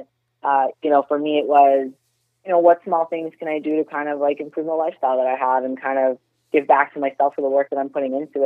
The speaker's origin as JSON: {"language": "English", "town": "Toronto", "region": "Ontario", "country": "Canada", "tie": "born or raised there", "moved": "as an adult", "lives_now": "Florida, United States", "said": "I'm actually born and raised in Toronto, Canada"}